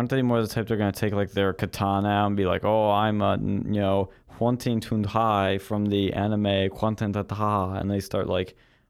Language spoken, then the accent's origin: English; United States; as an American